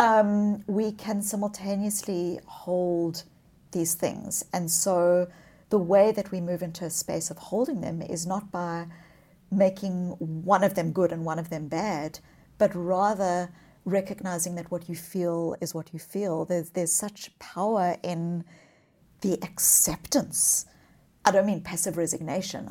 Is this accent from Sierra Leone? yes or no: no; South Africa; moved away; I was born as a child, as a white child in the white suburbs of apartheid South Africa